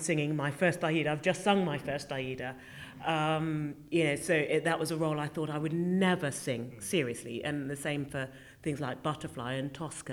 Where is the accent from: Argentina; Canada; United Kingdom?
United Kingdom; here was I as a Brit coming in. I really did feel like the only Brit in the village.